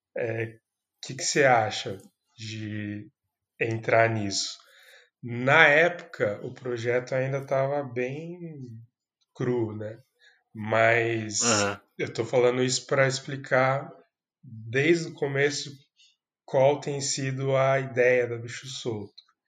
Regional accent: Campinas, São Paulo, Brazil; eu sou de Campinas, São Paulo

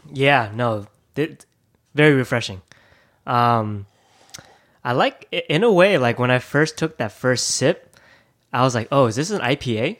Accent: Thousand Oaks, California, United States; English is a second language; also born or lived in Taiwan / Japan; growing up in Thousand Oaks, I, I was very new to America. Um, it was my first city in America that I immigrated from, uh, when I was three years old. I was born in Taiwan

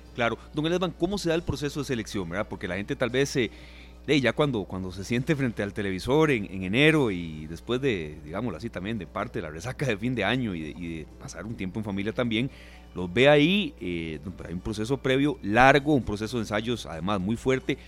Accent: Costa Rica; soy costarricense

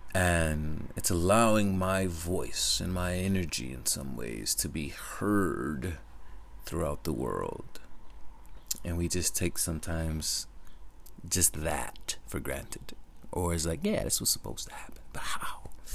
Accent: Connecticut, United States; I live in Connecticut, for those who don't know. And, or I grew up in Connecticut

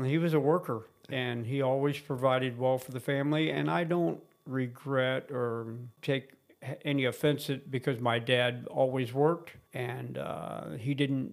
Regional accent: Miami, Florida, United States; I was born and raised in Miami

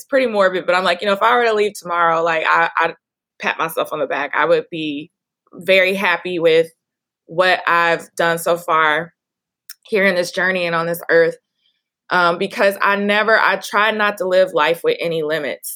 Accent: Dallas, Texas, United States; I'm now moving to open a wellness studio where I grew up in Oak Cliff

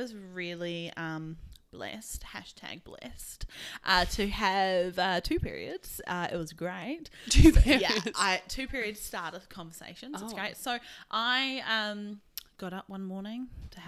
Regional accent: Australia; growing up in Australia

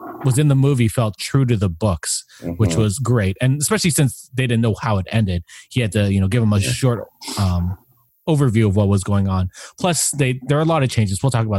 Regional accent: Canada; being Canadian

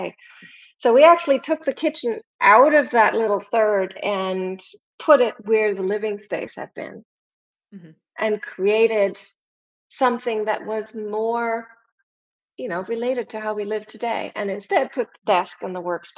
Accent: Germany; moved away as an adult; now in United States; I'm from Germany. I was born and raised there.

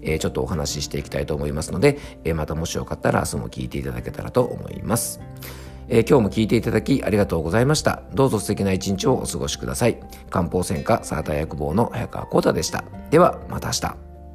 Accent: Yamanashi, Japan; 僕の地元の山梨県

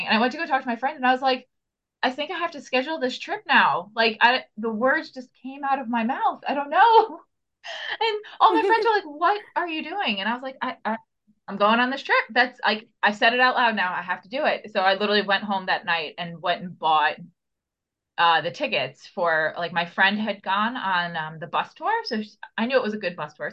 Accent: Long Island, New York, United States; I'm from New York in the US, not the city, Long Island

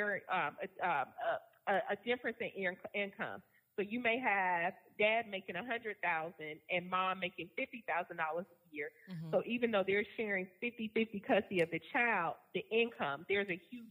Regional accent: Virginia, United States; now in Georgia, United States; I'm from Virginia

